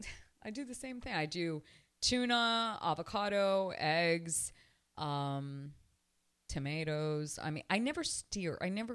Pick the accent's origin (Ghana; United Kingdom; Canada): Canada; moved away as an adult; also born or lived in Elizabeth, New Jersey; now in Miami, United States; I was born in Elizabeth, New Jersey. My parents are Cuban. I was raised in Canada, and I almost married a Jewish man. I have been living in Miami, Florida for close to 25 years.